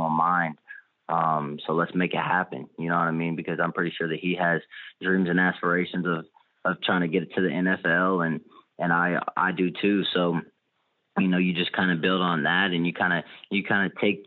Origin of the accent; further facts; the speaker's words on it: Louisville, Kentucky, United States; moved away as an adult; now in Oxford, United States; Louisville, which is my hometown